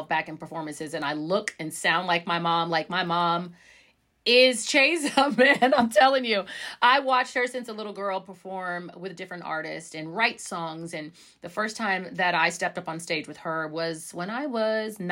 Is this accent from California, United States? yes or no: yes; San Diego, California, United States; I grew up in California. I was born in San Diego.